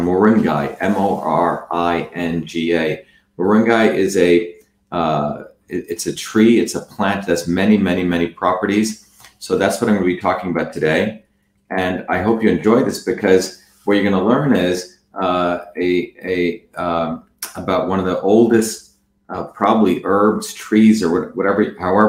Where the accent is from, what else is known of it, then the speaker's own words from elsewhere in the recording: South India, India; moved away; Tamil, which is the language that I also learned to speak growing up in South India